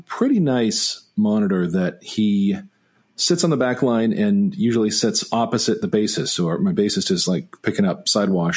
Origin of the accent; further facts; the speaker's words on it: Greensboro, North Carolina, United States; Center City Park in Greensboro here, my hometown